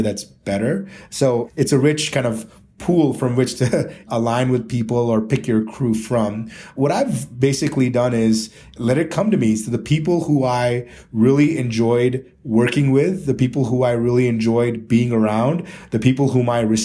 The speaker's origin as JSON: {"language": "English", "town": "Bangalore", "region": "Karnataka", "country": "India", "tie": "born or raised there", "also_born_or_lived": "Chicago, United States / Mumbai, India / Delhi, India", "moved": "yes", "said": "here in Bangalore in the south, which also happens to be my hometown."}